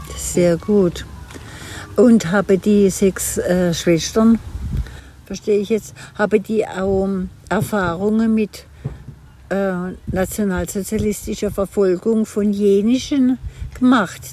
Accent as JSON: {"language": "German", "town": "Oberrotweil", "region": "Baden-Württemberg", "country": "Germany", "tie": "born or raised there", "said": "ich bin ja auf dem Dorf groß geworden, am Kaiserstuhl in Oberrotweil"}